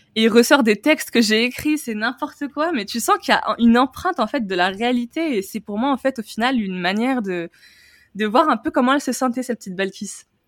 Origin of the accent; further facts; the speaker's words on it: Tunisia; moved away as an adult; now in France; je suis née en Tunisie, j'y suis, euh, enfin, ai grandi jusqu'à mes 18 ans. Et ensuite, je suis venue en France